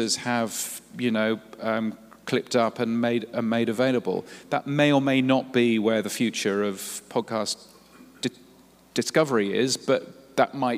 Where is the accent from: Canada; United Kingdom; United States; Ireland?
United Kingdom; accent: British; now in Australia; I live in Australia, as you can tell from my very British accent